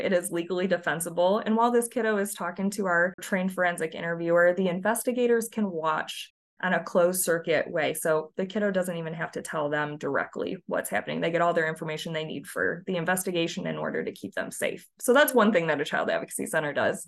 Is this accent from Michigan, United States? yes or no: yes; Michigan, United States; moved away as an adult; also born or lived in Tennessee; now in Nashville, United States; I'm originally from Michigan